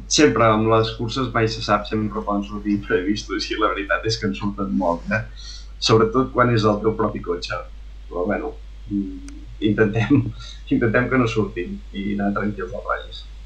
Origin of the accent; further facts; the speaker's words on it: Olost de Lluçanès, Catalonia, Spain; also born or lived in Vic; now in Santa Coloma de Farners, Spain; sóc d'Aules de Lluçanès, nativament, després vam anar a viure a Vic i ara finalment resideixo a Santa Coma de Farners